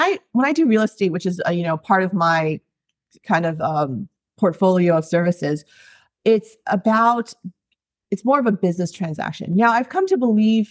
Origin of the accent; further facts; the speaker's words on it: East Coast, United States; moved away as an adult; now in Hawaii, United States; So I've been in Hawaii for 20 years. I grew up on the East Coast and as an Asian American